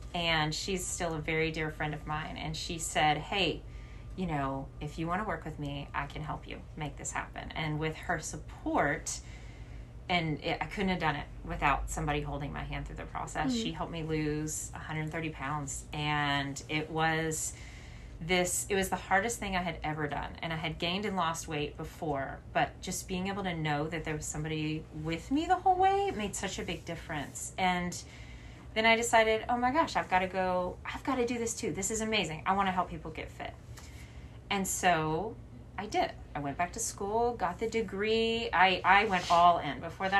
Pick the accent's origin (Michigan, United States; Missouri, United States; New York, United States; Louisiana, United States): Louisiana, United States; So I grew up in Louisiana, and I think that's relevant just because the people that live down in the South, for the most part, are not healthy.